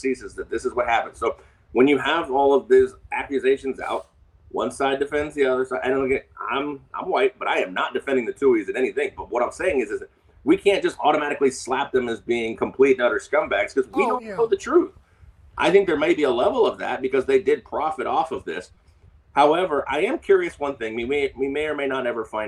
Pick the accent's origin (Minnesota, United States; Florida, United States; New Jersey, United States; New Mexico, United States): Florida, United States; Tampa; I was raised in Tampa